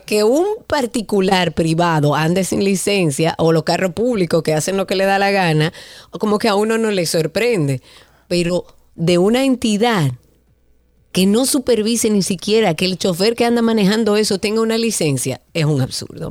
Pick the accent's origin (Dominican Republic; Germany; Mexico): Dominican Republic